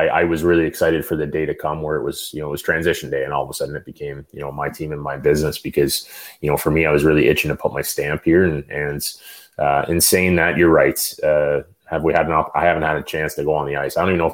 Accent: the Ottawa Valley, Ontario, Canada; I grew up in the Valley, but I won minor hockey championships in that arena

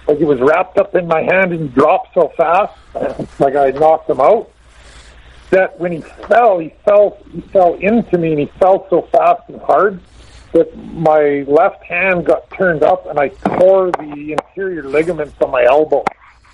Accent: Lethbridge, Alberta, Canada; moved away; I grew up in Lethbridge

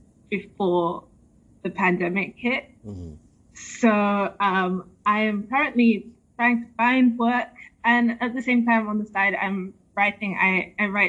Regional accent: England, United Kingdom; also born or lived in New York; I was born in New York, but I was raised in the United Kingdom, England

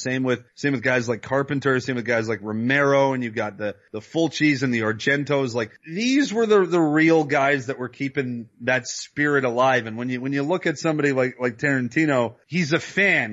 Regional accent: Canada

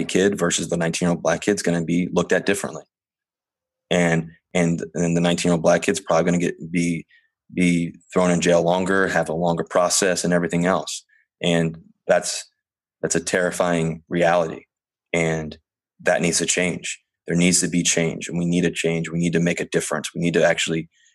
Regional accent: Richmond, Virginia, United States; also born or lived in Cincinnati, Ohio; now in Seattle, United States; I grew up in Virginia.

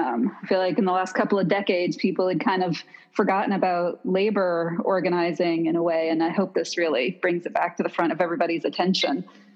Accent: New Orleans, Louisiana, United States; moved away as an adult; now in New York, United States; So New Orleanians are actually often a little taken aback that I grew up in the French Quarter.

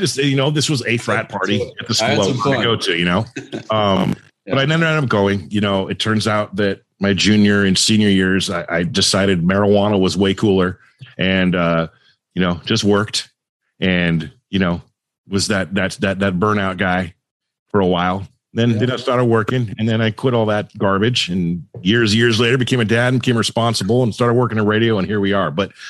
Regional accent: Southern California, United States; I always wanted to go to SC because I grew up in SoCal and was just a stone's throw.

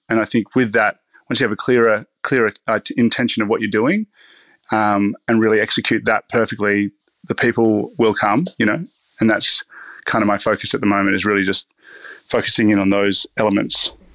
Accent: Riverland, South Australia, Australia; now in Melbourne, Australia; I grew up in the Riverland, which is it's starting to become quite a um, reputable area

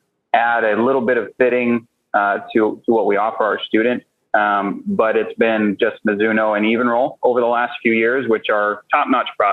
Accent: Portland, Oregon, United States; also born or lived in Vancouver, Washington; I grew up in the Pacific Northwest, a West Coast kid, originally born and raised in Portland, Oregon, Vancouver, Washington area.

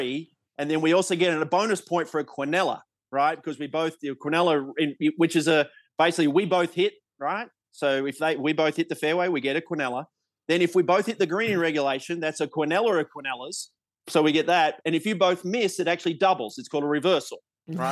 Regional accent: Australia; growing up in Australia

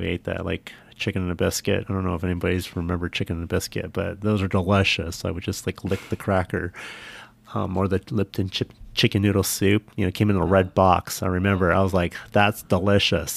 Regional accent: San Jose, California, United States; an upper middle class home in San Jose

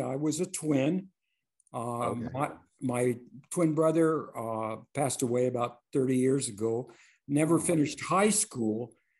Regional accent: Compton, California, United States; I grew up in Compton, California.

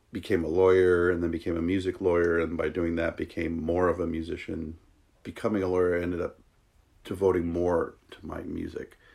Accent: New York, United States; also born or lived in Wisconsin / Seattle / San Francisco / Los Angeles; now in Whidbey, United States; I'm from New York originally, and I like bounced around. I went to college in Wisconsin, and then was in Seattle for eight years a while back, and then went to San Francisco and L.A.

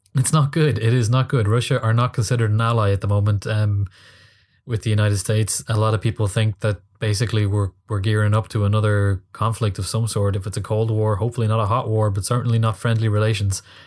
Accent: Ireland; I'm an Irish guy in Dublin

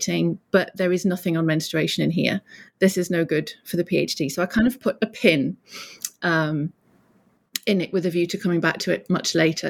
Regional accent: United Kingdom; moved away as an adult; also born or lived in Durham; now in North Florida, United States; I'm British

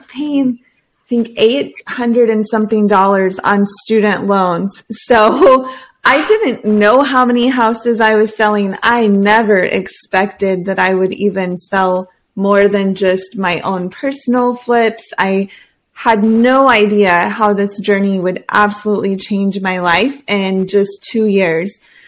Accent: Hawaii, United States; born there; So as a Marine, he was stationed in Oahu, and I was born in the Pink Hospital.

